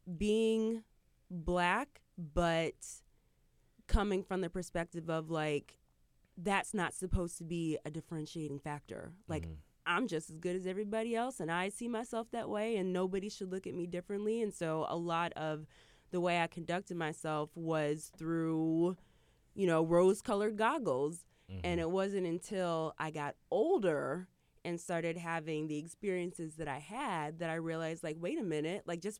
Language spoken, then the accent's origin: English; Michigan, United States; I grew up in Michigan, in the Midwest. My father is from New York. My father is from Harlem. My mother is from Virginia.